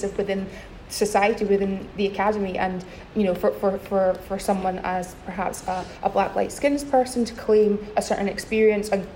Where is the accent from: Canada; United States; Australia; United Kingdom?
United Kingdom; Scotland; moved away as an adult; also born or lived in England; now in Wales; now that I'm outside of Scotland, my accent seems to be the first point of interest